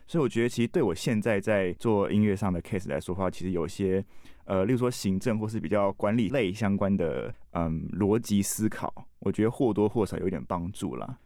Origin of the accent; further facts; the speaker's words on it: Tainan, Taiwan; moved away as an adult; also born or lived in Taipei; 我是台南人嘛，所以我来台北